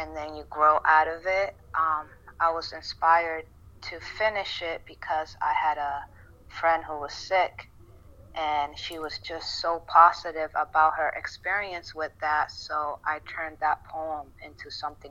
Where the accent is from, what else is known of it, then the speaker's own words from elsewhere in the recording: Puerto Rico; first language Spanish; English is a second language; moved away; I was born in Puerto Rico, so I speak Spanish.